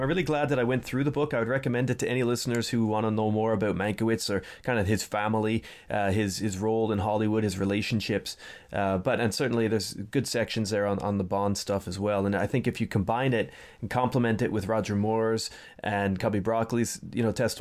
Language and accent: English; Canada; as Canadian citizens.